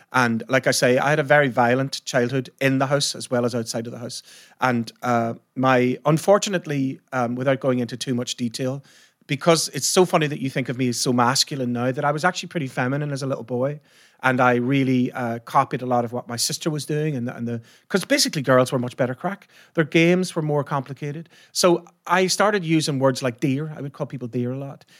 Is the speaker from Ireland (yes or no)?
yes; Ireland; I'm from Ireland.